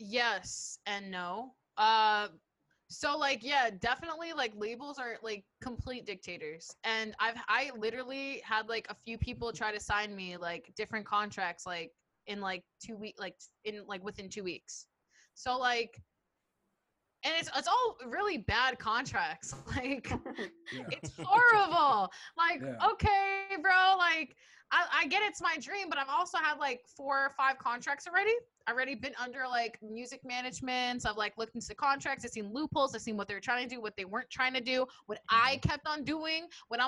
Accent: Bronx, New York, United States; like just cause I'm from the Bronx doesn't mean I need to act like ratchet.

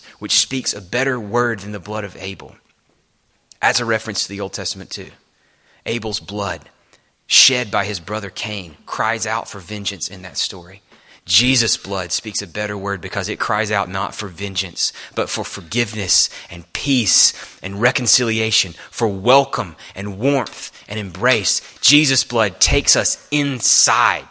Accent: the South, United States; I'm from the South

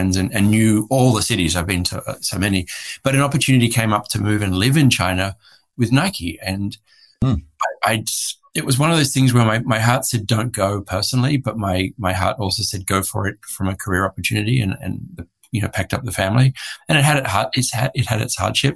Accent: Australia; moved away as an adult; also born or lived in Hong Kong / Bangkok, Thailand; now in Santa Barbara, United States; I am an Australian, recently made an American citizen because I've been here for some time now. But I'm an Australian living in the US.

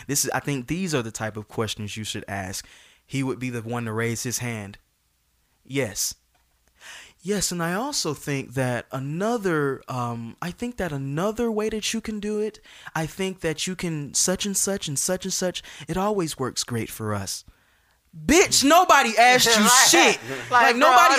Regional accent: Atlanta, Georgia, United States; I'm from Atlanta. I went to Westlake. I went to Georgia State.

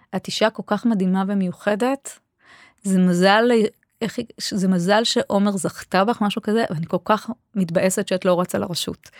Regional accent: Beersheba, Southern District, Israel; moved away as an adult; also born or lived in Kiryat Ono; now in Omer, Israel; כשהייתי ילדה, גדלתי בבאר שבע. מגיל שנה ועד... ועד. אחרי הצבא, אחרי התואר הראשון

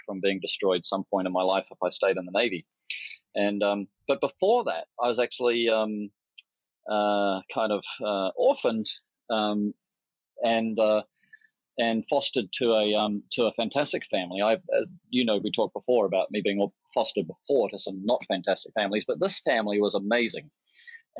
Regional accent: New Zealand; moved away as an adult; also born or lived in Australia / China; I'm a New Zealander, you know, born in New Zealand

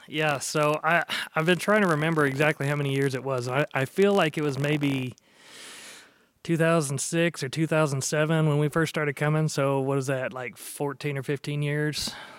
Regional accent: Dallas, Texas, United States; also born or lived in Norman, Oklahoma; I spent most of my life growing up down there

